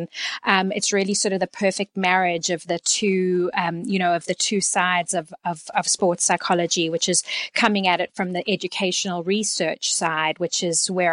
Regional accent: Canada; moved away as an adult; also born or lived in South Africa; now in Texas, United States; I was born in South Africa and my family moved to Canada in 1988, where I completed most of my education

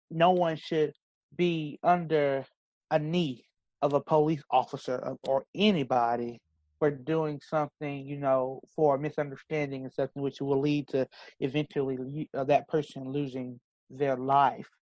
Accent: Brewton, Alabama, United States; I am from Bruton, Alabama. That is in between Greenville

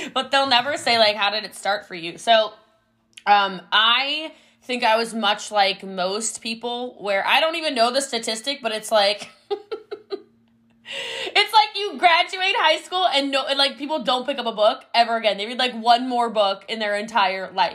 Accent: Middletown, Maryland, United States; I'm from Middletown, Maryland

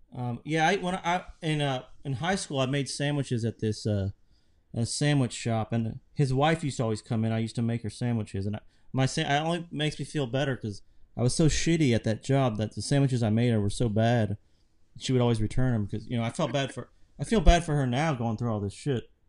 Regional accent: Lexington, Kentucky, United States; I'm from Lexington

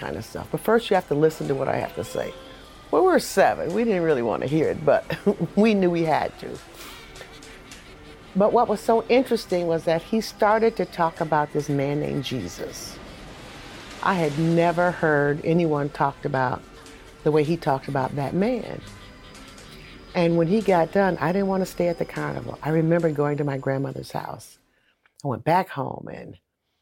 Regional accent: Saginaw, Michigan, United States; I grew up in Saginaw, Michigan

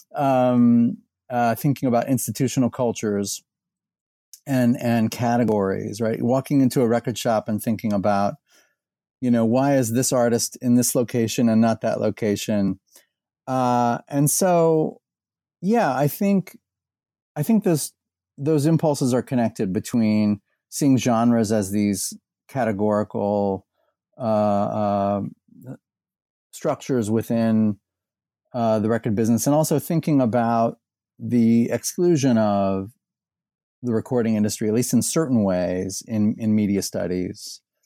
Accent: Indianapolis, Indiana, United States; born or raised there; moved away as an adult; also born or lived in Bowling Green, Ohio / Texas; now in Louisville, United States

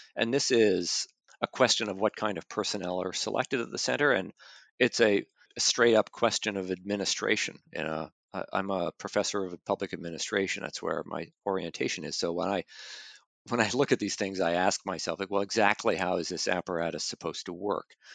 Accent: Canada; moved away; I'm originally from Canada.

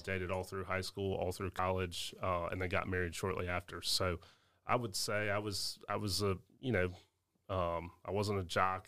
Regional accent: Augusta, Georgia, United States; here in Augusta, my hometown

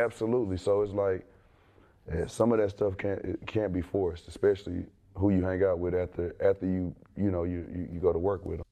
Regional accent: the South, United States; I come from the South

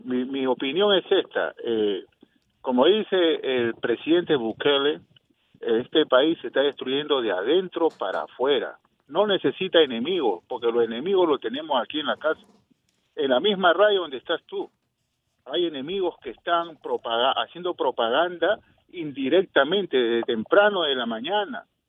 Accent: Peru; now in Tampa, United States; yo soy del Perú

